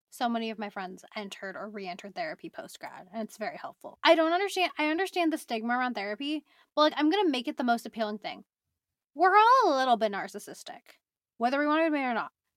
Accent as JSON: {"language": "English", "area": "Bay Area", "region": "California", "country": "United States", "tie": "born or raised there", "said": "I grew up in the Bay Area, went to U C R for college"}